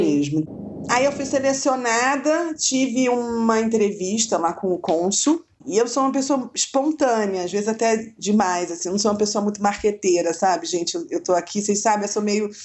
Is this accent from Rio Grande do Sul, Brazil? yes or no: no; Rio de Janeiro, Brazil; Eu morava no Rio, né? Eu sou carioca